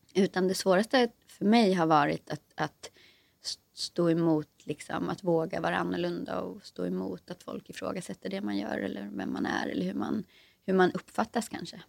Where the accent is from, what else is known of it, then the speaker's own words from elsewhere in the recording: Sweden; moved away as an adult; now in Stockholm, Sweden; Jag är själv inte från Stockholm, jag är från en liten skruttig landsort mitt i landet.